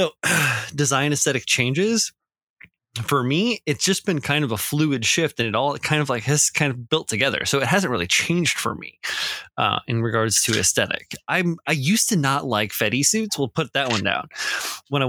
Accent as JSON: {"language": "English", "region": "Midwest", "country": "United States", "tie": "born or raised there", "said": "growing up in the Midwest, in the 80s"}